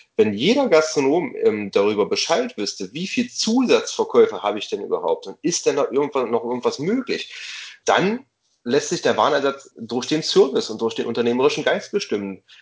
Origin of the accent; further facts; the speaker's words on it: East Germany, Germany; Erlebe ich als gebürtiger Ossi